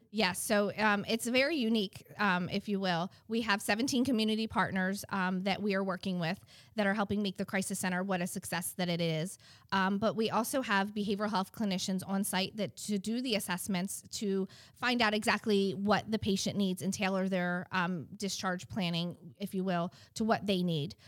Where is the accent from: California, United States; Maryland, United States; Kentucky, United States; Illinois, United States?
Maryland, United States; Baltimore; now in Eastern Shore, Maryland, United States; I am originally from Baltimore, Maryland. Um, moved down to the Eastern Shore in 2005.